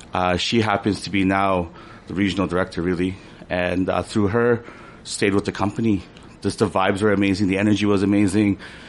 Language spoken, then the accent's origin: English; Toronto, Ontario, Canada; moved away as an adult; also born or lived in Calgary / United States; now in Vancouver, Canada; Born and raised in Toronto.